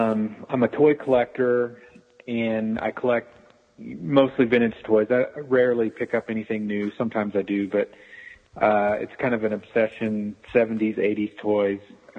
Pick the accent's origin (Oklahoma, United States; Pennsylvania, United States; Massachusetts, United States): Oklahoma, United States; Tulsa; Tulsa, Oklahoma.